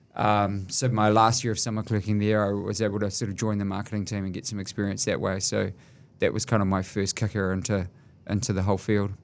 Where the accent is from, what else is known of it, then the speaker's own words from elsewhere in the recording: Auckland, New Zealand; I grew up from quite a humble sort of background